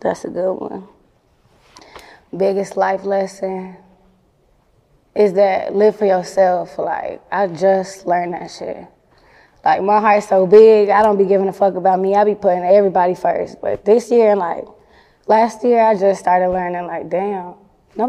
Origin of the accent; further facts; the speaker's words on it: Arlington, Texas, United States; growing up in Arlington